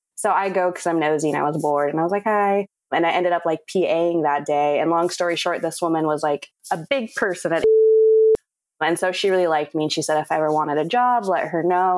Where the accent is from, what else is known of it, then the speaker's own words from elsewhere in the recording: Whittier, California, United States; now in Los Angeles, United States; I grew up in Whittier, which is maybe like 30 minutes outside of LA.